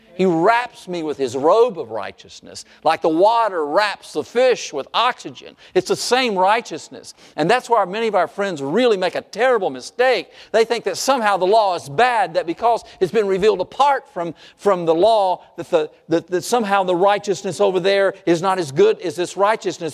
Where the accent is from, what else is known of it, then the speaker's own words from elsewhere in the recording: North Carolina, United States; I grew up in North Carolina